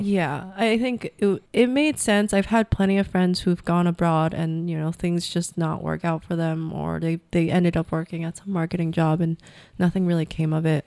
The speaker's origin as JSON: {"language": "English", "country": "United States", "moved": "as an adult", "lives_now": "Vietnam", "said": "I'm an American"}